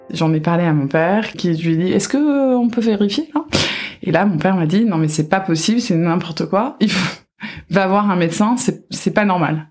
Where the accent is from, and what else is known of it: France; now in Washington, United States